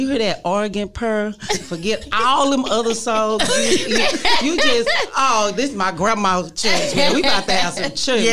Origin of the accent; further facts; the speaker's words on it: Dallas, Texas, United States; I am from Dallas, Texas, and, and I'm from the South